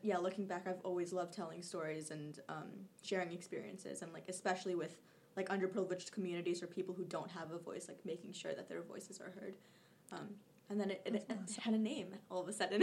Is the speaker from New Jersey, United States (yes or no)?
yes; New Jersey, United States; born or raised there; also born or lived in Kolkata, India; now in Jersey City, United States